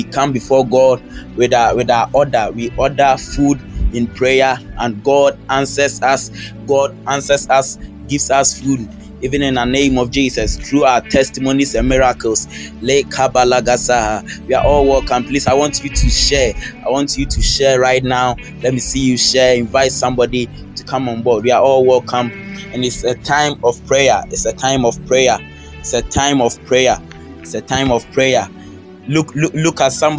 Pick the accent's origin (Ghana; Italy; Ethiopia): Ghana; I'm from Ghana